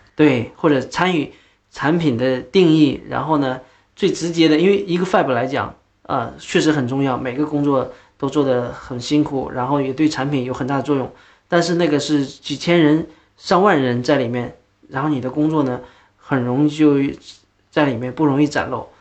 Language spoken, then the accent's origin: Chinese; Lesser Khingan Mountains, Northeast China, China; accent: Northeastern (Dongbei); moved away; also born or lived in Changchun, Jilin; 其实我出生在一个东北的一个小西安岭、小小林场里面、小山村里面